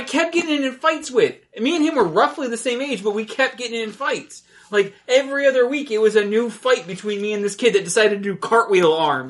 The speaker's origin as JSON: {"language": "English", "town": "Lantana", "region": "Florida", "country": "United States", "tie": "born or raised there", "said": "Yeah, for me, because I growing up in Lantana, it was always freaking hot as hell, and Florida."}